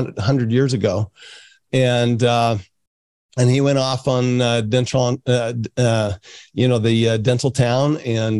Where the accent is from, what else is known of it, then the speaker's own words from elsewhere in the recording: Salt Lake City, Utah, United States; also born or lived in France; I grew up in Salt Lake City, Utah.